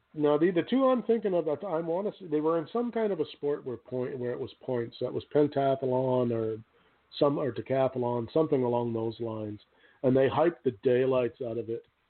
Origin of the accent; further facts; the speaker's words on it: Canada; I'm Canadian